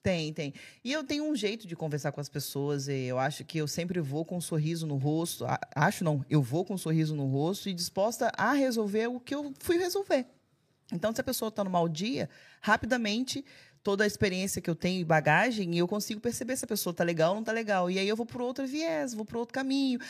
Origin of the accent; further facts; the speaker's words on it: Alegre, Espírito Santo, Brazil; moved away as an adult; now in Portugal; Eu sou de Alegre